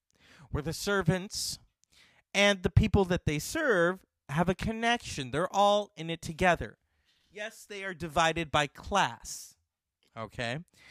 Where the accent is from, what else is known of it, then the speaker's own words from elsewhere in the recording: United States; I'm an American